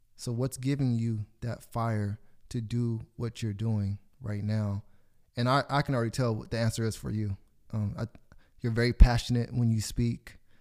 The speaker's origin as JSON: {"language": "English", "town": "Corona", "country": "United States", "tie": "born or raised there", "said": "I grew up on a street in Corona called Taylor Avenue."}